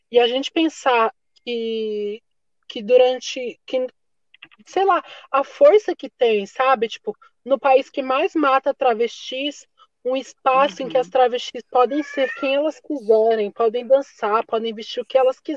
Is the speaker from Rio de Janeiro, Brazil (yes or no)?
no; Minas Gerais, Brazil; now in Peruíbe, Brazil; sou de Minas, então, moro aqui em Peruíbe, no litoral sul.